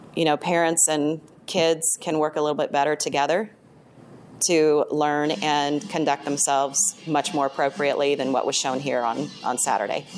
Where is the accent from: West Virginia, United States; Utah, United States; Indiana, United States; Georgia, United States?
Indiana, United States; also born or lived in California; I was born and raised in Indiana. I lived in California for a few years